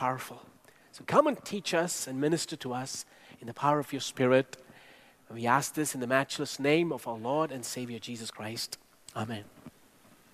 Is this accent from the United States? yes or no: no; India; Growing up in India, I watched my grandparents and parents show incredible hospitality to our guests